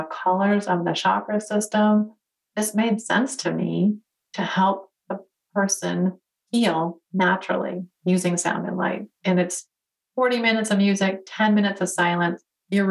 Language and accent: English; Detroit, Michigan, United States; So born and raised in Detroit, go to school for engineering.